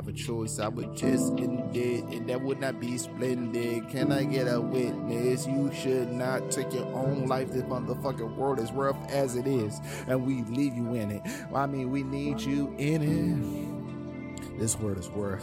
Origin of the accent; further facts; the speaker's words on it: New York City, New York, United States; I'm from Brooklyn